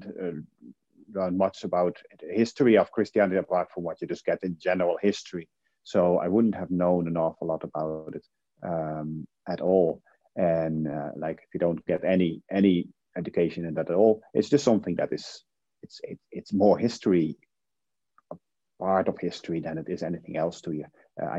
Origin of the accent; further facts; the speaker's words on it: Netherlands; English is a second language; now in Ireland; I'm from the Netherlands, but in Ireland now for almost 20 years, I think, something like 18 years.